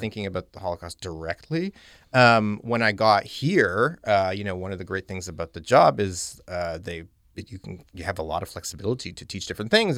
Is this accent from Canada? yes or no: yes; Calgary, Alberta, Canada; moved away as an adult; also born or lived in Halifax, Nova Scotia / London, Ontario; I'm from Western Canada, I'm from Calgary, Alberta